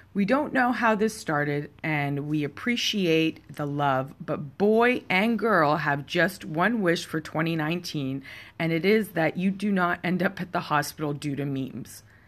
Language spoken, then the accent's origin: English; Canada; I am Canadian, so our second language is français.